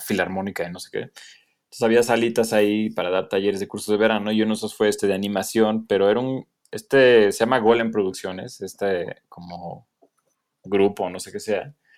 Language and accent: Spanish; Atizapán de Zaragoza, State of Mexico, Mexico; soy de allá del, norte de la ciudad, del estado más bien